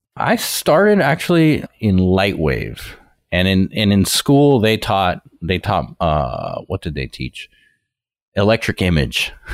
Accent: Miami, Florida, United States; I'm originally from Miami

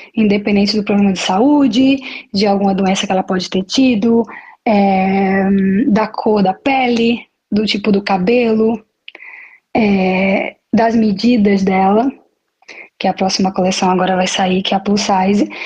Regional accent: Maceió, Alagoas, Brazil; now in Milan, Italy; Eu sou de Maceió, ok? E não moro em Maceió, eu moro no exterior, mas todos os anos eu venho, venho visitar minha família

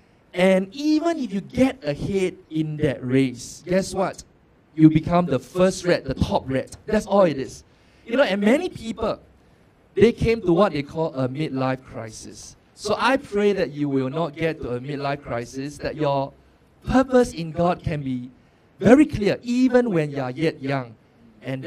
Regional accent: Singapore; I'm born and bred in Singapore

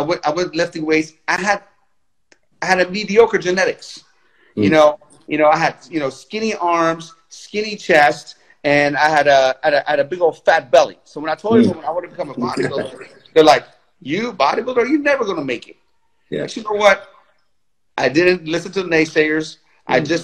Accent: Tehran, Tehran Province, Iran; now in United States; I was born in Tehran, Iran.

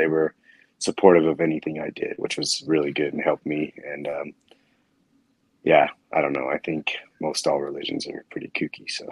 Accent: Orem, Utah, United States; I grew up in Orem, Utah.

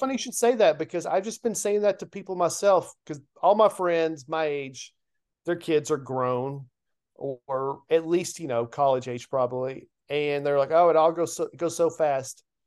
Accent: Lebanon, Tennessee, United States; my hometown of Lebanon

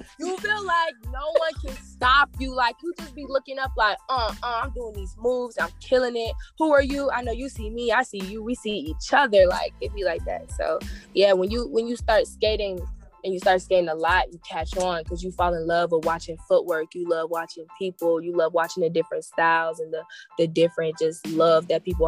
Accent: Stone Mountain, Georgia, United States; I'm from Stone Mountain, so yep, straight off exit 5

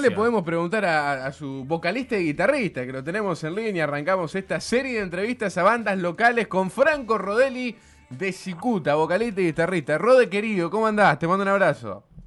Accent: Santa Fe, Argentina; Somos humanos de Santa Fe

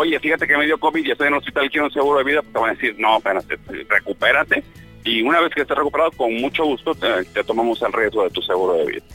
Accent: Mexico; esa mala educación que tenemos nosotros como mexicanos

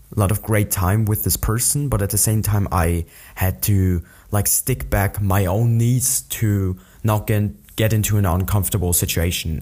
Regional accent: an hour from Munich, Bavaria, Germany; an hour away from my hometown where I still live.

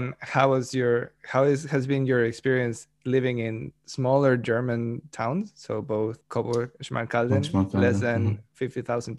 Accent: Mexico

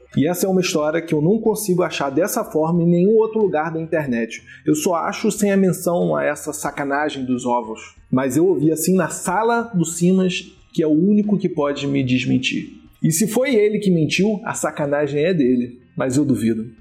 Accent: Rio de Janeiro, Brazil; now in Minas Gerais, Brazil; como um bom carioca

